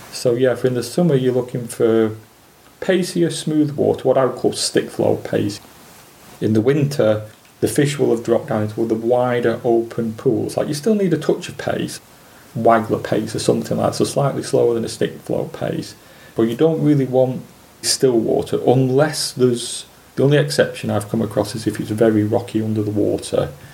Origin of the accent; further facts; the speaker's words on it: Preston, North West England, United Kingdom; I was born in Preston in 1961